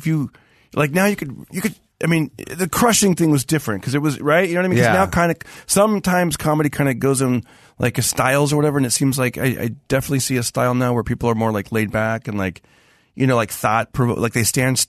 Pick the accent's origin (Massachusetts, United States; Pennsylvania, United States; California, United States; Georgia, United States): California, United States; Fresno; moved away as an adult; now in Los Angeles, United States; doing comedy in Fresno first, my hometown